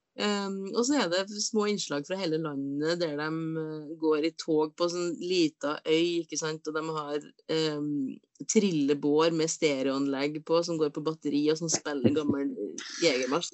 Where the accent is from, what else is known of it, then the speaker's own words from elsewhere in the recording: Inderøy, Trøndelag, Norway; på Inderøya så, så, var det eh, bui, altså boder, på barneskolen